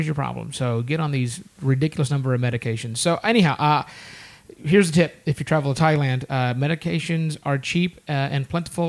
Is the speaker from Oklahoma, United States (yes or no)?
yes; Oklahoma, United States; we're from Oklahoma